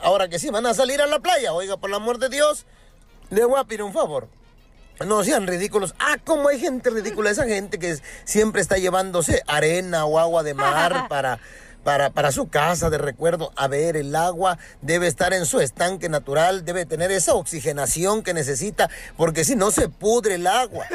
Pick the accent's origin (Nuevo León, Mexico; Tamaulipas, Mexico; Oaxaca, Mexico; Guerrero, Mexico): Guerrero, Mexico; Acapulco; estar en mi tierra. Te saludo desde Acapulco, Guerrero